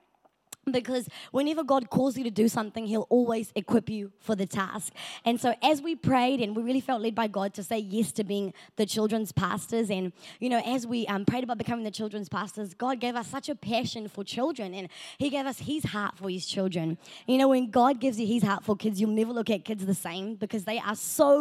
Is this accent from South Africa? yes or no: yes; South Africa; moved away; I am South African